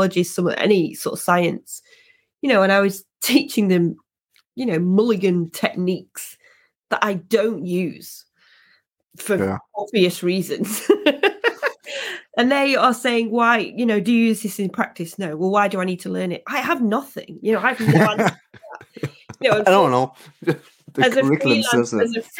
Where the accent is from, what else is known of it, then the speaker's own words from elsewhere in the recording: England, United Kingdom; as a Brit, as somebody from Britain and English especially